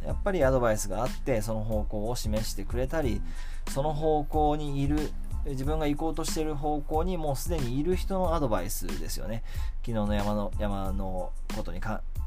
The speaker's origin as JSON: {"language": "Japanese", "town": "Kamakura", "region": "Kanagawa", "country": "Japan", "tie": "born or raised there", "said": "地元鎌倉で生まれ育ってるんですけども"}